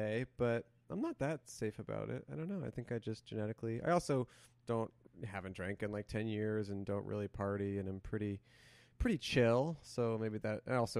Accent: Colorado, United States; moved away as an adult; also born or lived in San Francisco Bay Area, California / Portland, Oregon; now in Los Angeles, United States; No, I'm originally from the Bay Area, but then I lived in Colorado for like middle school and high school. And then I lived in Portland, Oregon for college and after college. So I lived in those three places.

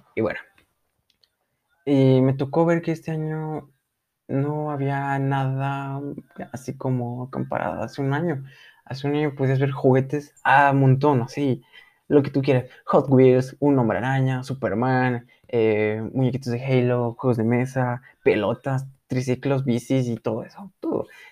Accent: Mexico

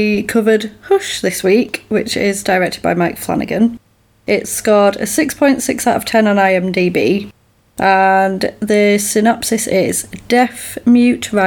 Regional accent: United Kingdom; We're British

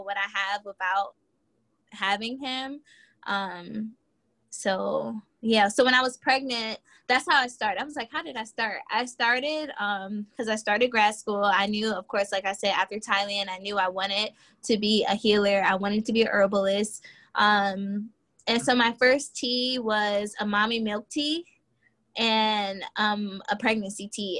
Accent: Virginia, United States; now in Charlotte, United States; I am originally from Virginia and I'm currently living in Charlotte, North Carolina

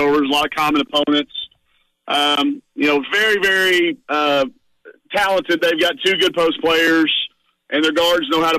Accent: Greenwood, Arkansas, United States; growing up in Greenwood, Arkansas

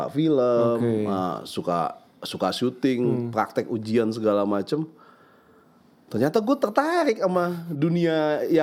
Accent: Jakarta, Indonesia; Di Jakarta gue.

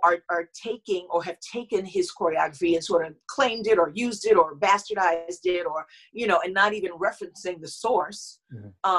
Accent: New York City, New York, United States; I'm born and raised in Harlem in New York

